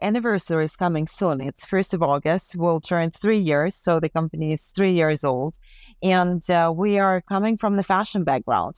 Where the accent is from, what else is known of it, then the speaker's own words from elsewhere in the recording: Ukraine; moved away; also born or lived in Paris; we're both from Ukraine